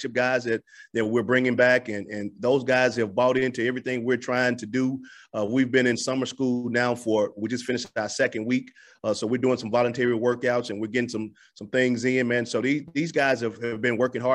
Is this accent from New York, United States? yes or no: no; Memphis, Tennessee, United States; moved away as an adult; now in Montgomery, United States; my hometown and my stomping ground and the hotbed for basketball of Memphis